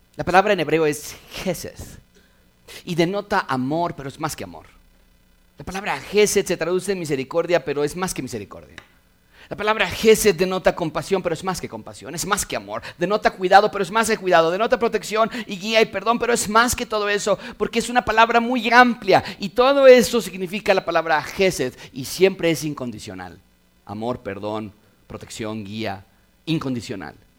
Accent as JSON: {"language": "Spanish", "country": "Mexico", "said": "ser mexicanos"}